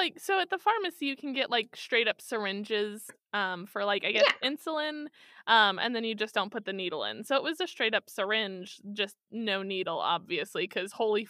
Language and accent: English; Kansas City, United States; I'm from Kansas City.